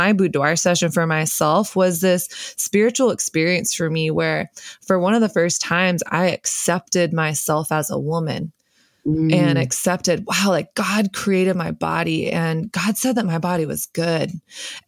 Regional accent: the South, United States; I grew up in the South and, you know, the belt buckle of the Bible Belt, Christian culture.

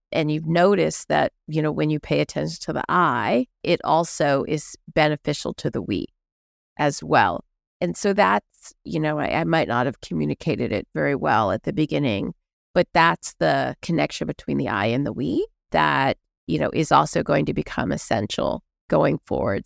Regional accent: Houston, Texas, United States; I grew up in Houston, Texas

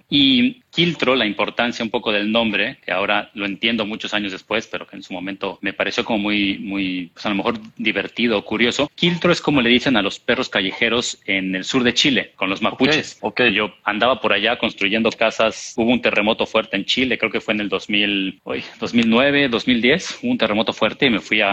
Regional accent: Mexico City, Mexico; moved away as an adult; also born or lived in Madrid, Spain / Canada; now in Cancún, Mexico; yo no soy de Cancún, yo soy de la Ciudad de México, nací y crecí en la Ciudad de México, luego estuve mucho tiempo fuera.

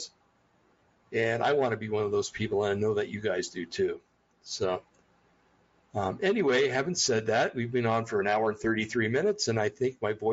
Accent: New Jersey, United States; I'm from New Jersey

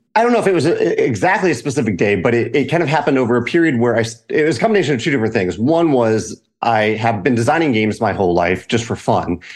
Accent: Richmond, Virginia, United States; moved away as an adult; now in St. Louis, United States; I grew up in Richmond, Virginia, right outside

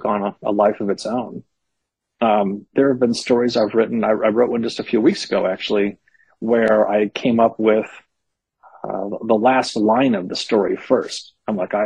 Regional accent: Berkeley, California, United States; I grew up in Berkeley in the 70s and 80s.

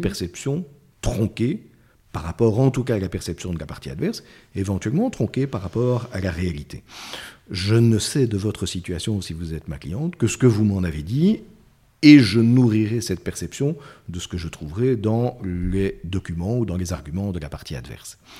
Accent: Belgium; chez nous, en Belgique.

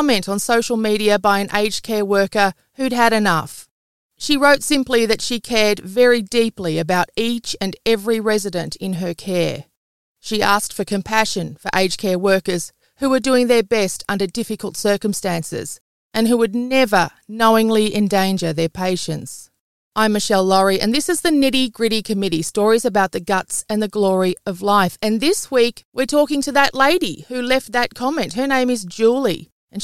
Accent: Melbourne, Victoria, Australia; We're in stage four lockdown here in my hometown of Melbourne

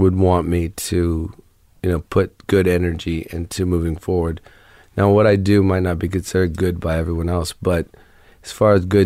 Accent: Ohio, United States; moved away; also born or lived in Florida / New Orleans; I grew up in Ohio

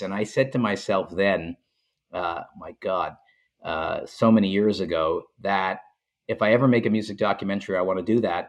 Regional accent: Montreal, Quebec, Canada; I grew up in Montreal

